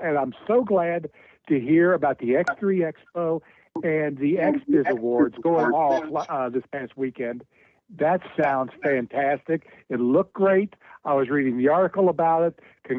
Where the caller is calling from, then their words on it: Cincinnati, Ohio, United States; from Cincinnati.